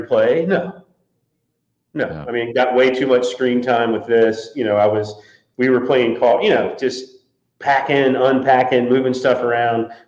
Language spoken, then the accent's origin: English; Charlotte, North Carolina, United States; moved away as an adult; also born or lived in Atlanta; growing up in Charlotte